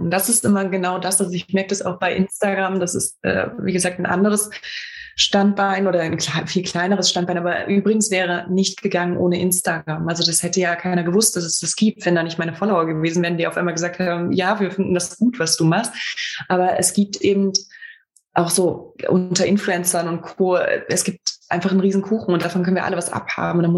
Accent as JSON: {"language": "German", "region": "Thuringia", "country": "Germany", "said": "in Gera gedruckt, in meiner Heimat, in Thüringen."}